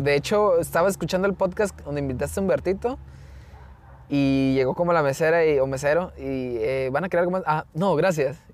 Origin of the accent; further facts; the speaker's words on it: Mexico; somos mexicanos